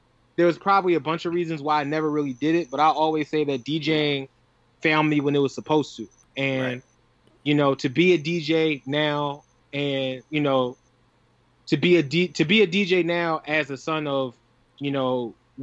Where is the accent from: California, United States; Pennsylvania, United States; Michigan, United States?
Pennsylvania, United States; Philadelphia; now in Brooklyn, United States; I come from Southwest Philly